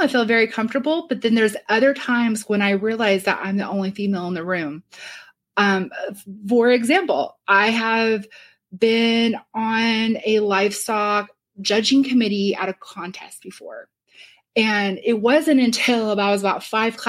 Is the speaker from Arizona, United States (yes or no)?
no; Shelbyville, Illinois, United States; also born or lived in New York, United States; now in Champaign, United States; in Shelbyville, my hometown